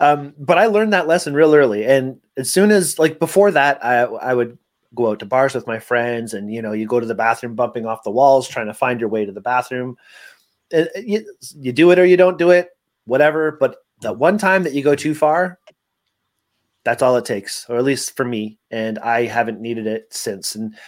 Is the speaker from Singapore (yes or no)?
no; Canada; we're Canadian.